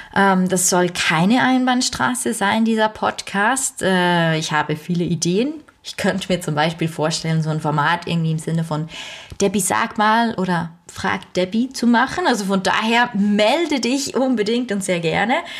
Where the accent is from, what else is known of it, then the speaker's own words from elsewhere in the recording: Switzerland; bei uns in der Schweiz